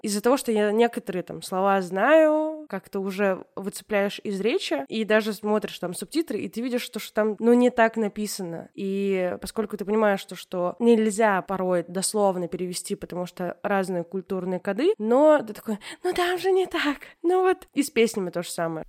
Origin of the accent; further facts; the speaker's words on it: Tatarstan, Russia; accent: Tatar; я из Татарстана, но при этом я не знаю татарский язык